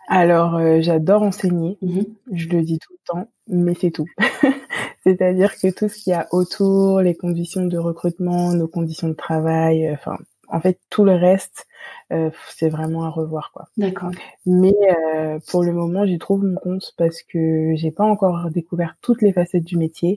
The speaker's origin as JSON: {"language": "French", "region": "Île-de-France", "country": "France", "tie": "born or raised there", "said": "je suis d'origine antillaise. Mhm. J'ai grandi dans cette culture-là, mais j'ai été élevée ici en France mhm. et, enfin, en France métropolitaine"}